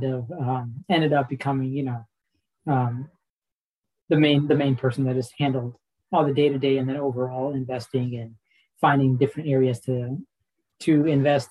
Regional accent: Kansas City, United States; I was born and raised in Kansas City, so right around Kansas City

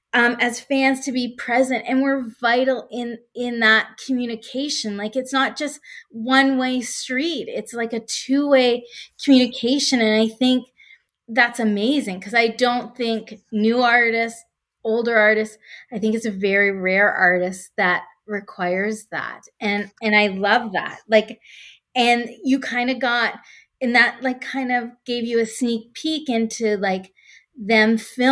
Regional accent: Canada; So I'm Canadian, live in Oakville, Ontario, just west of Toronto.

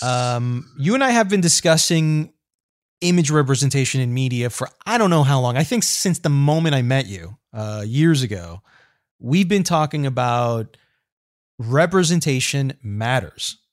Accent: Colombia; I am Colombian

